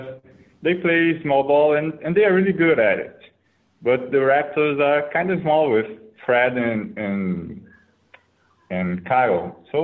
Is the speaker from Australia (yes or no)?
no; Campo Grande, Mato Grosso do Sul, Brazil; I'm really from Brazil.